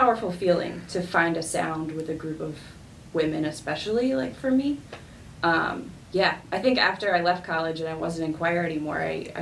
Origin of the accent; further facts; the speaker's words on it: Downers Grove, Illinois, United States; moved away as an adult; now in Aurora, United States; I grew up in Downers Grove, Illinois